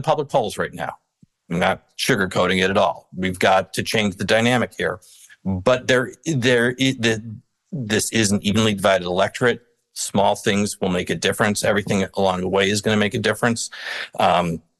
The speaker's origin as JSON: {"language": "English", "area": "outside of Chicago", "region": "Illinois", "country": "United States", "tie": "born or raised there", "said": "I grew up outside of Chicago"}